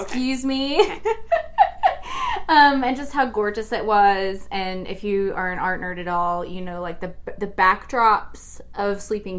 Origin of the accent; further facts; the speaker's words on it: Arkansas, United States; moved away as an adult; now in Florida, United States; So I'm originally from Arkansas. So you'll hear a little bit of that accent coming out from time to time.